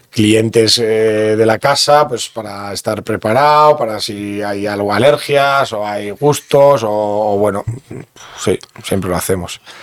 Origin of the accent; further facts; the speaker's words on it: Bergara, Basque Country, Spain; also born or lived in Begoña, Bilbao; soy de Vergara y me siento de Vergara porque toda la vida he vivido en Vergara